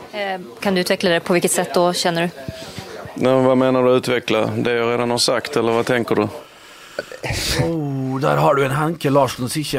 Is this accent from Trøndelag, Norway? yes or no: yes; Skaun, Trøndelag, Norway; Jeg prater sånn som det her. Jeg, jeg fatter ikke helt hva, hva mener du, da? Hva mener du? Jeg er fra Skaune.